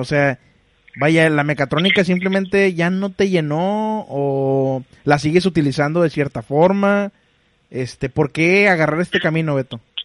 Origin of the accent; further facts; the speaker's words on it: Monterrey, Nuevo León, Mexico; Yo también soy de Monterrey.